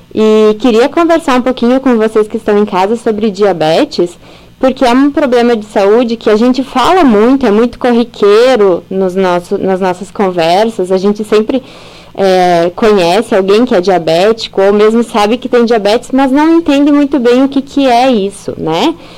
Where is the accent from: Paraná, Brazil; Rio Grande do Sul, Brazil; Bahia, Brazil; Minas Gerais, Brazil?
Rio Grande do Sul, Brazil; Carazinho; moved away as an adult; also born or lived in Chapecó / São Paulo; nasci e cresci aqui na cidade de Carazinho